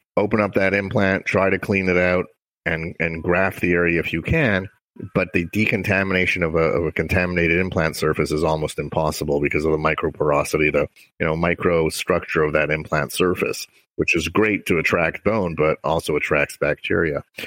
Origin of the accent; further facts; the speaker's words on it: Montreal, Quebec, Canada; moved away; I grew up in Montreal, Canada.